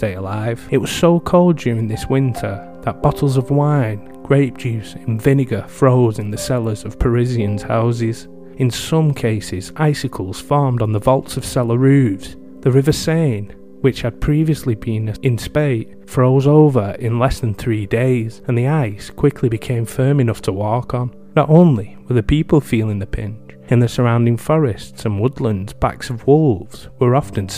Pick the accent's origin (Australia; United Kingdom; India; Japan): United Kingdom; England; my home country of England